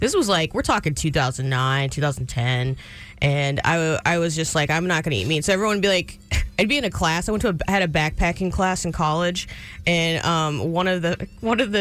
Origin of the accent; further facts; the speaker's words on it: Galveston, Texas, United States; I'm from Galveston, Texas.